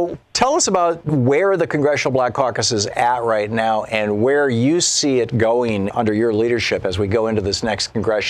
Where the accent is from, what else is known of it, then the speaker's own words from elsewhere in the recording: Michigan, United States; the Republican House in Michigan, my home state